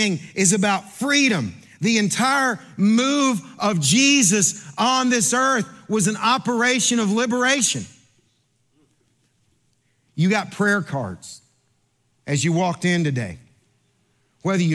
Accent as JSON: {"language": "English", "region": "Kentucky", "country": "United States", "said": "I'm from Kentucky"}